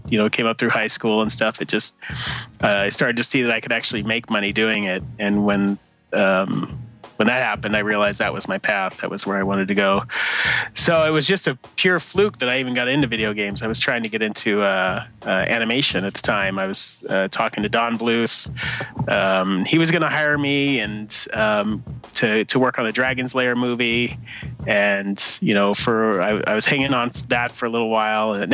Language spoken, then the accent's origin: English; Arizona, United States; I grew up in Arizona, is where I was born and raised.